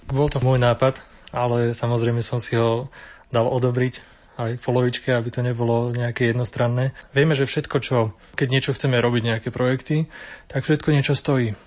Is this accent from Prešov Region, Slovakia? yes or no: no; Hradište, Trenčín Region, Slovakia; v mojej rodnej dedine v Hradišti pri Partizánskom